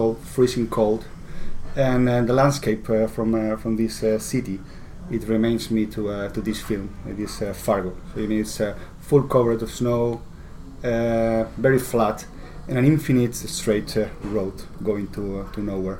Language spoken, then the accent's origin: English; Spain; I come from Spain